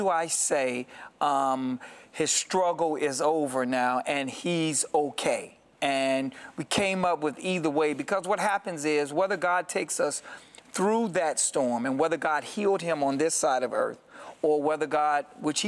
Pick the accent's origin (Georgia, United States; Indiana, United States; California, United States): Indiana, United States; Gary; also born or lived in Chicago, Illinois; I grew up in Gary and Chicago just loving music